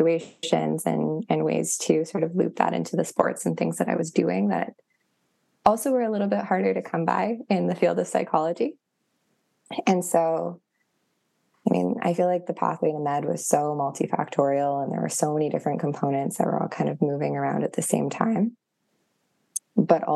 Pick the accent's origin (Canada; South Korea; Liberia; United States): Canada; Thunder Bay, Ontario; I'm from Thunder Bay and I've spent most of my life playing on the North Shore of Superior